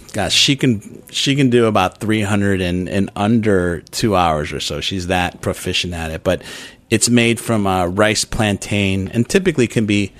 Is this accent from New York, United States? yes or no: no; Chicago, Illinois, United States; moved away; I grew up in Chicago